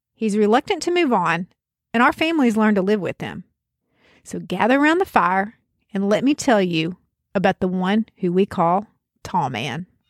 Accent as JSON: {"language": "English", "region": "the South", "country": "United States", "accent": "backwoods Southern", "said": "I'm from the South. You might even be able to tell from my accent that the specific region is backwoods"}